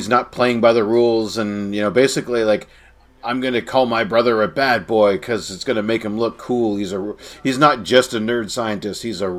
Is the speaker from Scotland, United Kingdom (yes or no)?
yes; Scotland, United Kingdom; also born or lived in United States; I'm also Scottish, but we were raised in America partially, so I dumped the accent, you know.